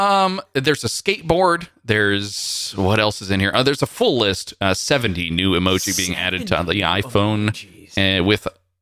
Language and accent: English; California, United States; As a Californian, I don't really have feelings about this.